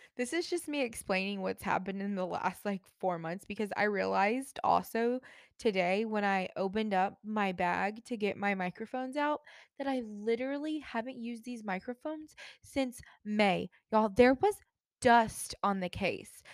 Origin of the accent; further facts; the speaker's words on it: Jacksonville, Florida, United States; moved away; I grew up in Jacksonville